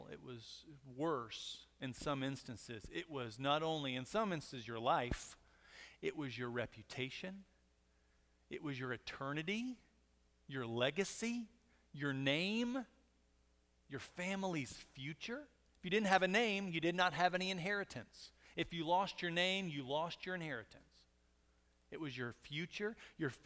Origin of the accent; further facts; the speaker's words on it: Monahans, Texas, United States; I was born in Monahans, but I'm definitely not country.